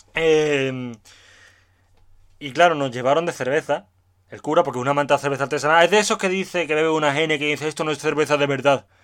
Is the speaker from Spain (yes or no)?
yes; Seville, Andalusia, Spain; soy sevillano